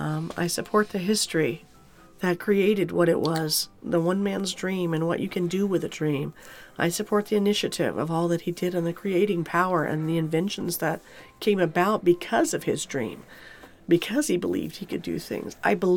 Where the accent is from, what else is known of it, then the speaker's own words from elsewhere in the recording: United States; I can no longer stop being part of Disney any more than I can stop being American.